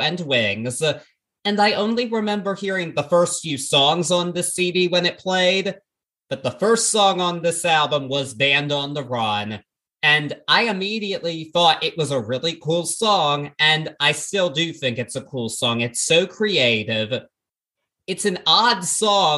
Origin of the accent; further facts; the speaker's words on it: Baltimore, Maryland, United States; in my hometown of Baltimore